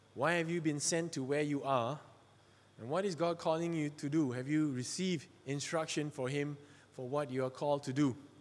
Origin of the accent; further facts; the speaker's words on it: Malaysia; I'm from Malaysia. I'm a Chinese from Malaysia